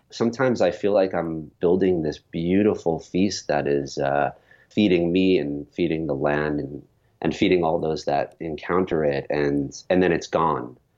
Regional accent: New York, United States; born or raised there

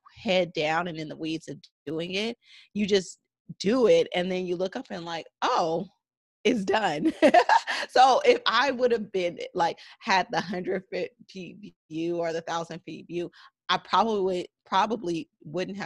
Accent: San Francisco Bay Area, California, United States; I am from the San Francisco Bay Area

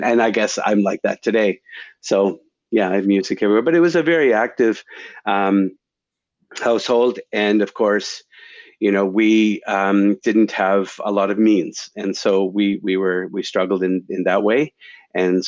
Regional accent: Stellarton, Nova Scotia, Canada; moved away as an adult; also born or lived in Guelph, Ontario / Winnipeg; now in Toronto, Canada; I grew up in Nova Scotia

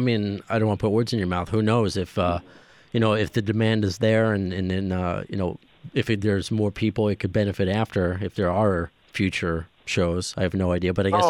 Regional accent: New York, United States; growing up in New York

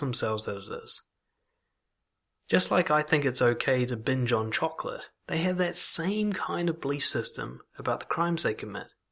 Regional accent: Auckland, New Zealand; the kind of casual racism that you pick up growing up in Auckland

